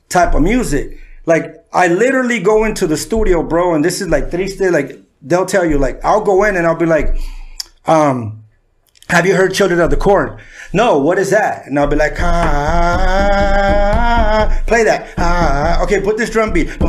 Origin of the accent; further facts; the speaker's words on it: San Diego, California, United States; also born or lived in Mexico City, Mexico; I had two older brothers, and uh, we moved to Southeast San Diego to Sherman. Okay. And that's where I was raised.